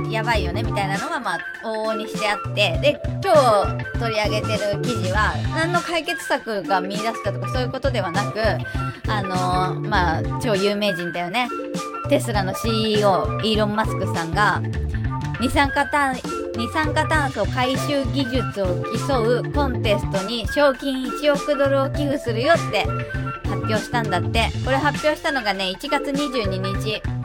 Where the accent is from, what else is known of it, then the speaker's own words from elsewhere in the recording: Shizuoka, Japan; now in Kanto, Japan; 地元静岡なんですけど、関東に来たぐらいから